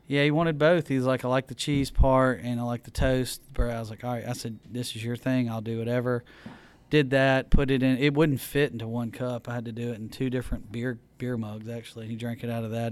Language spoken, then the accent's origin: English; Mississippi, United States; growing up in Mississippi, you know, my, my granddad had a uh, farm